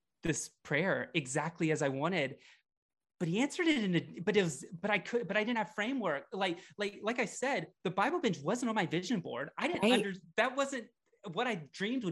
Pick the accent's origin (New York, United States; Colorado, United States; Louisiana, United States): Louisiana, United States; also born or lived in Florida; now in Portland, United States; I grew up in the South. I grew up in Louisiana.